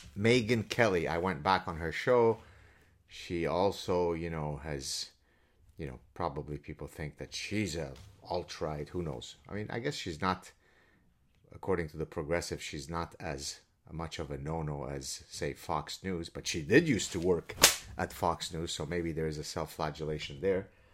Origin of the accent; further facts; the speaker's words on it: Lebanon; I'm Lebanese Jew from the Middle East.